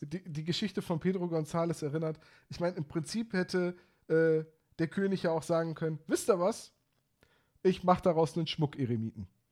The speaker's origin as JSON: {"language": "German", "region": "Bremen", "country": "Germany", "said": "ich als Bremer"}